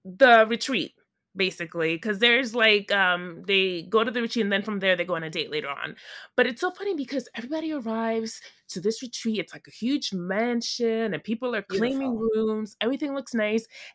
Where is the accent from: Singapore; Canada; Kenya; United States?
United States; New York; I'm from New York